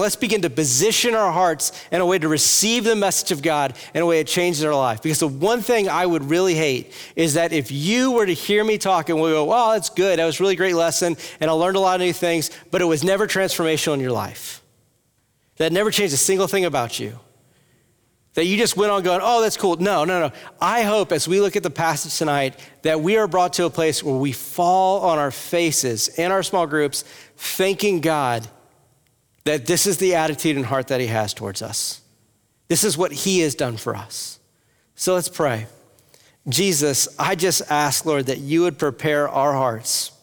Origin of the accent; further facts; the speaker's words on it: Louisiana, United States; moved away as an adult; also born or lived in Texas / Iowa; now in Cincinnati, United States; I am from Louisiana